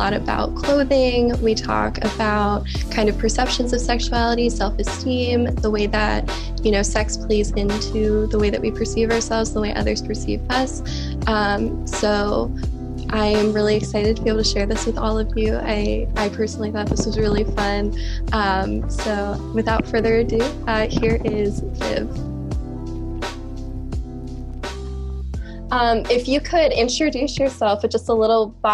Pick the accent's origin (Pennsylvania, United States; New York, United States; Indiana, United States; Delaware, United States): Delaware, United States; born or raised there